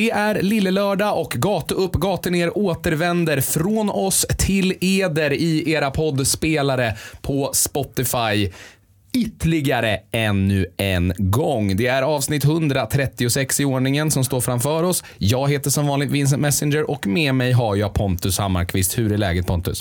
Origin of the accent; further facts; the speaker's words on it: Sweden; Vi är ju ändå svenskar